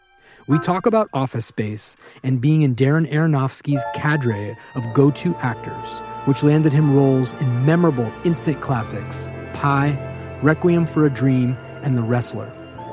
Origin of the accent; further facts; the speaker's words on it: California, United States; I'm an Indian lawyer from California